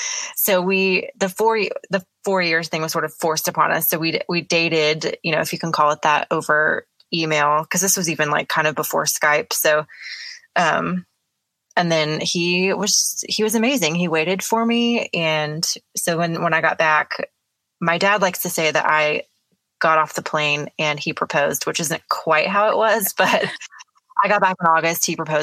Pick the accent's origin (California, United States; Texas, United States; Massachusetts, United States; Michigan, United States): Texas, United States; Dallas; No, I'm from Dallas. My dad was in the Navy, so we moved around a lot